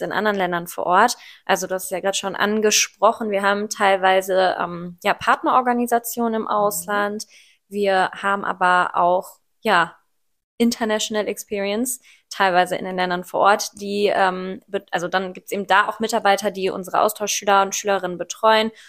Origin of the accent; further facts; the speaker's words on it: Ruhr area, North Rhine-Westphalia, Germany; ich bin 24 und ich komme aus dem Ruhrpott